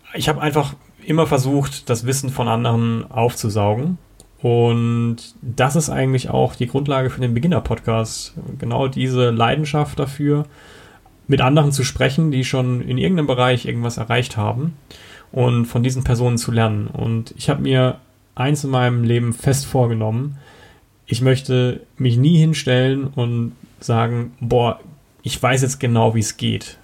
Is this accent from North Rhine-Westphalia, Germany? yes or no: no; Karlsruhe, Baden-Württemberg, Germany; now in Kempten, Germany; ich komme ursprünglich aus Karlsruhe, wohne mittlerweile in Kempten im Allgäu